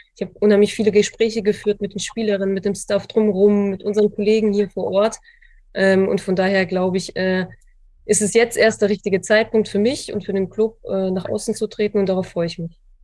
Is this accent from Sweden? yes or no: no; Lower Saxony, Germany; now in Frankfurt, Germany; ich aus Niedersachsen komme und tatsächlich ein Großteil meiner Familie dort noch lebt.